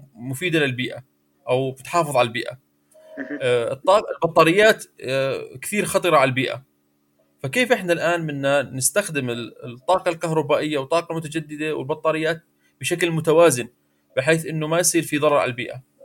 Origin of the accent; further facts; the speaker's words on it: Jordan; عندنا في الاردن